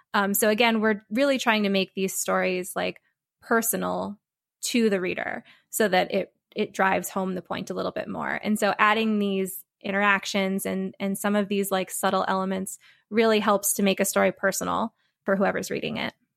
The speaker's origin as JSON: {"language": "English", "region": "Connecticut", "country": "United States", "said": "I'm originally from Connecticut"}